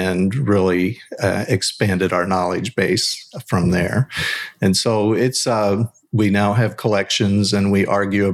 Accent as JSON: {"language": "English", "region": "Kentucky", "country": "United States", "tie": "born or raised there", "said": "we're all Kentucky bourbon boys. We're all born and raised here, the whole group."}